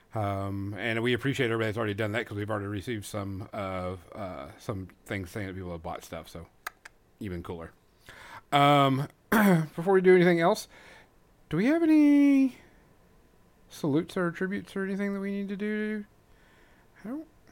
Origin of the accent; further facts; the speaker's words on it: Louisiana, United States; moved away; I'm originally from Louisiana